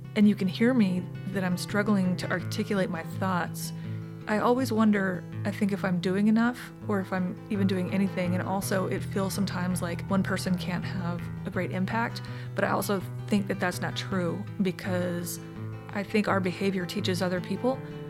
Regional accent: South Dakota, United States; So I consider South Dakota my home state, but only because I think my family lived there the longest.

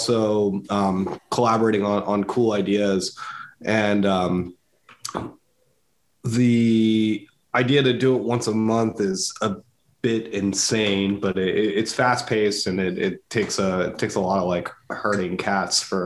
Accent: Downingtown, Pennsylvania, United States; I'm a Downingtown guy. I grew up in Downingtown

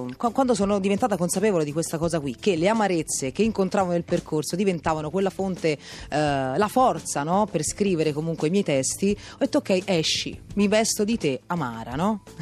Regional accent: Prato, Tuscany, Italy; Io sono di Prato.

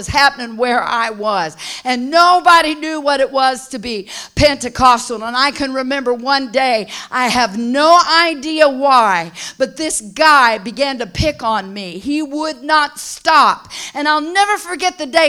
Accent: Southern California, United States; I was raised in Southern California

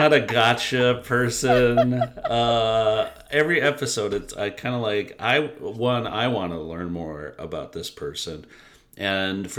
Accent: Detroit, Michigan, United States; I grew up in Detroit

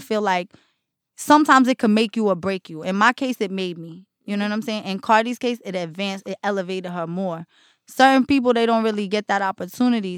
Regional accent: Jersey City, New Jersey, United States; also born or lived in Newark; I grew up in Jersey City in Newark.

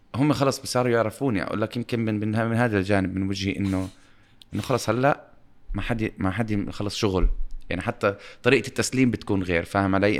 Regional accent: Amman, Amman Governorate, Jordan; also born or lived in Dubai; وإحنا انولدنا بعمان بمكان في أمان

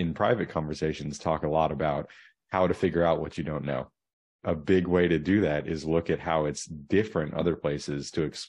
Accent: Asia, Australia; now in United States; I was born in Australia and grew up in Asia.

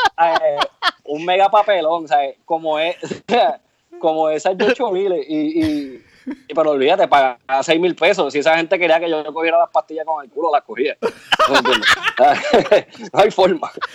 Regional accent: Barceloneta, Puerto Rico; also born or lived in Santurce, Puerto Rico / Arecibo, Puerto Rico; nací en Santurce, actually, en el Hospital del Maestro. Y me crié en Barceloneta, en un barrio que se llama Maguelles y viví casi toda mi vida en Arecibo

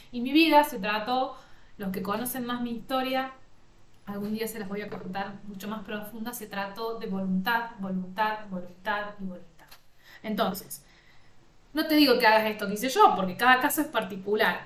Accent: Villa María, Córdoba, Argentina; yo soy del interior de Córdoba, Argentina

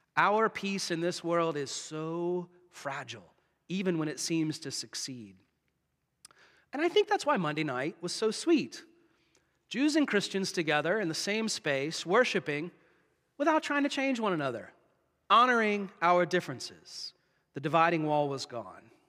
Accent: United States; moved away as an adult; now in Canada; in my home country

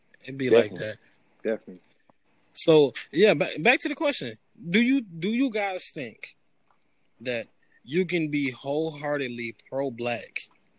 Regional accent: New York, United States; I grew up in New York

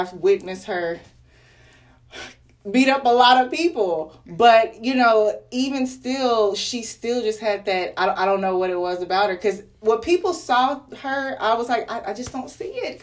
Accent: Arlington, United States; I grew up in Arlington on the east side

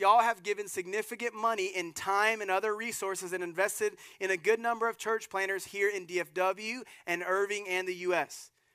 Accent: Germany; moved away; the little town I was born in Germany

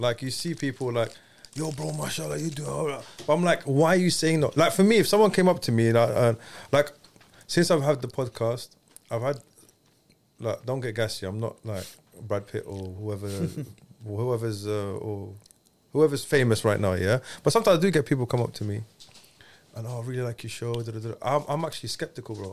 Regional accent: London, United Kingdom

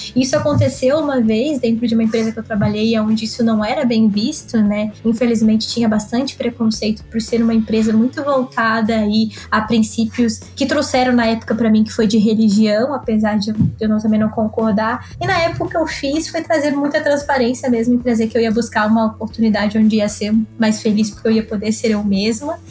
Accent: Florianópolis, Santa Catarina, Brazil; sou de Florianópolis, Ilha da Magia.

